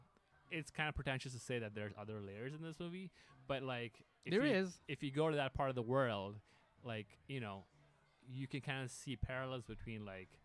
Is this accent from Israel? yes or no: no; Pakistan; And I'm originally from Pakistan, so I went to shoot the movie there, which was a big surprise for a lot of people.